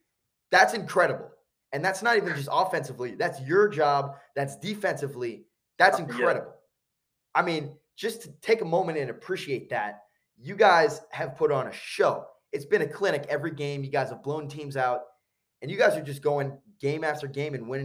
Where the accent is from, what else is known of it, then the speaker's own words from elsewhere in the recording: New Jersey, United States; I'm from New Jersey